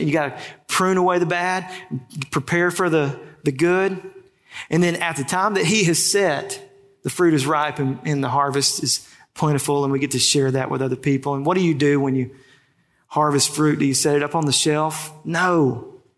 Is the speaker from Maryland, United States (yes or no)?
no; Ruston, Louisiana, United States; I grew up in Ruston, first job in high school